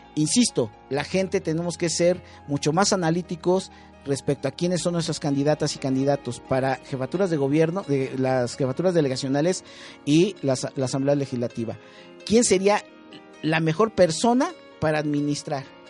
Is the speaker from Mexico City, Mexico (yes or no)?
yes; Mexico City, Mexico; soy de Cuauhtémoc